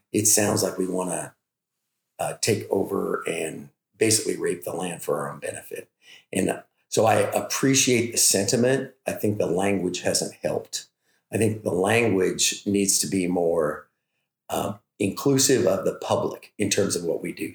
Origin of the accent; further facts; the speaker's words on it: Oroville, California, United States; we're from Butte County, California. I actually ranch. Hometown is Oroville